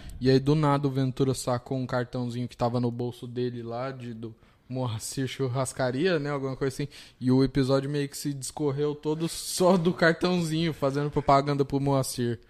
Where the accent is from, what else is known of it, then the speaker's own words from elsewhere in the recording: Mauá, São Paulo, Brazil; Eu sou de Mauá